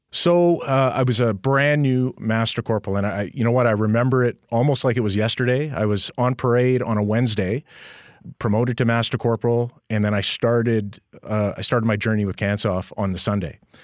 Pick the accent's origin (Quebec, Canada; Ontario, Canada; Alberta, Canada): Alberta, Canada; Edmonton; moved away; also born or lived in Calgary; I'm a Western boy, born and raised in Edmonton